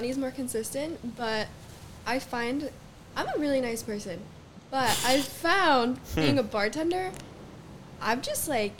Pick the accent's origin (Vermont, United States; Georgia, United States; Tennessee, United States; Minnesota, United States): Vermont, United States; moved away; I'm from Vermont, and just kind of ended up here.